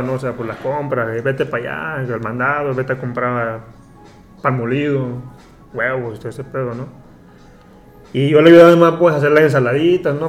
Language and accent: Spanish; Acapulco, Guerrero, Mexico; moved away as an adult; now in Dubai, United Arab Emirates; soy de Acapulco, nací allí